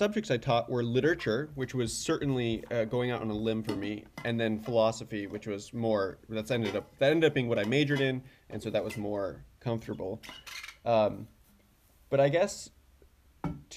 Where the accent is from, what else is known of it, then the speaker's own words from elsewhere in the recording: Williamstown, Massachusetts, United States; moved away as an adult; also born or lived in Loughborough, England; now in Oxford, United Kingdom; I grew up in a kind of very rural Western Massachusetts town, Williamstown